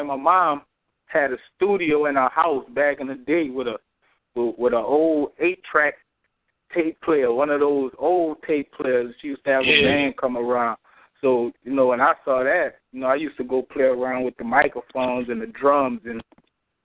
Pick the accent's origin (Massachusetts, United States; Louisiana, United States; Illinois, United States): Louisiana, United States; Marrero; Marrero, Louisiana, on the West Bank side of New Orleans.